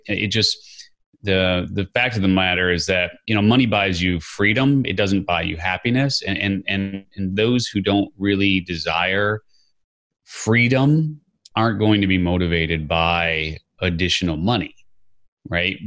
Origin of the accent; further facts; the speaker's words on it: Chicago, Illinois, United States; I grew up in Chicago